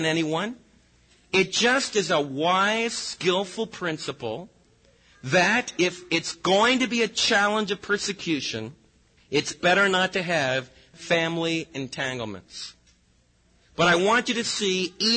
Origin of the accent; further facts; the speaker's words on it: United States; we as American believers